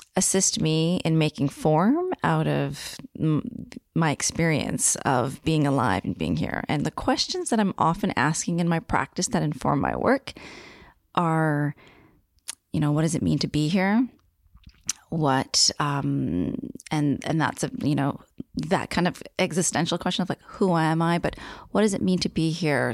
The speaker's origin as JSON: {"language": "English", "area": "Niagara region", "region": "Ontario", "country": "Canada", "tie": "born or raised there", "moved": "as an adult", "lives_now": "Victoria, Canada", "said": "I was born and raised on Haudenosaunee territory in the Niagara region"}